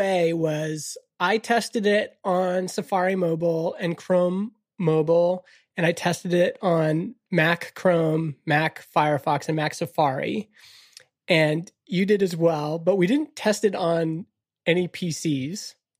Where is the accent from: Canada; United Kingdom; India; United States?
Canada; Canada is an interesting country because we were born without a mission